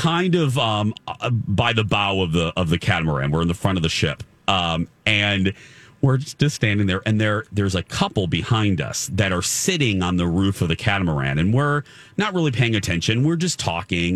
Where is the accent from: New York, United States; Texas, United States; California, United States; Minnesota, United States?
Minnesota, United States; Minneapolis; we're from Minneapolis